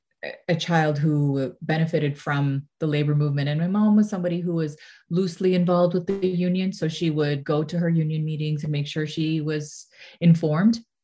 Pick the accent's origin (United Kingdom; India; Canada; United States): Canada; Mississauga, Ontario; I grew up in Mississauga